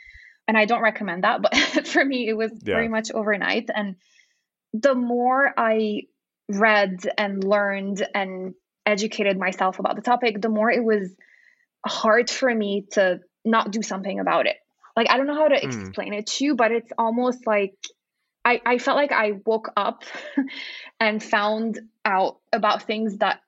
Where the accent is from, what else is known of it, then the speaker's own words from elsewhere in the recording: Lima, Peru; at the time when I was growing up in Lima, there was zero nonprofits that supported animals.